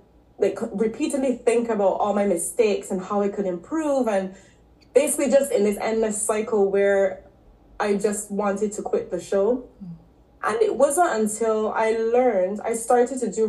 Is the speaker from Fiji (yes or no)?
no; Barbados; moved away as an adult; also born or lived in Canada / London; So I'm originally from Barbados. I grew up there.